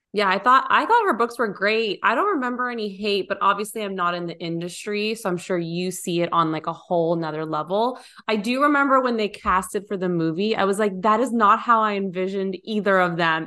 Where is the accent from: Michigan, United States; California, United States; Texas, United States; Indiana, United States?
California, United States; also born or lived in Nashville area; now in Nashville, United States; We're we're originally from California. We live in the Nashville area